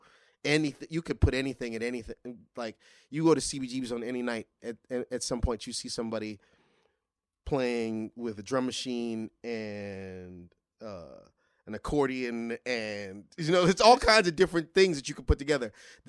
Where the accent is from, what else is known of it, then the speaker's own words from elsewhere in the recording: Crown Heights, New York, United States; Turns out he lives 6 blocks away from me. We're both from Crown Heights.